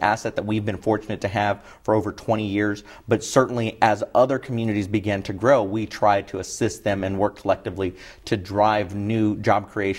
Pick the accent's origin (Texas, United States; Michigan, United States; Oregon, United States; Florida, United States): Texas, United States; San Marcos; I'm born and raised San Marcos, went to San Marcos High School, graduated from what was then Southwest Texas State University, and is now Texas State University